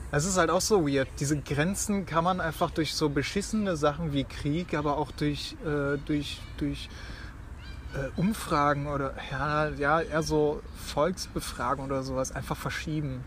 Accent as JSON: {"language": "German", "town": "Aachen", "region": "North Rhine-Westphalia", "country": "Germany", "said": "ich komme aus Aachen"}